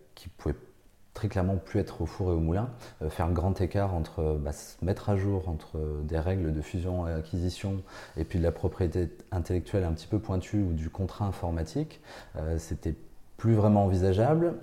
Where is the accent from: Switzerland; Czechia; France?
France; Bordeaux, Nouvelle-Aquitaine; moved away as an adult; now in Nancy, France; repartir dans ma région natale et de repartir à Bordeaux